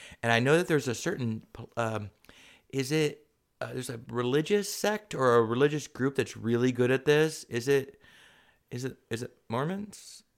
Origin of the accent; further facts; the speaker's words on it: San Diego, California, United States; Linda Vista is the neighborhood I grew up in, San Diego.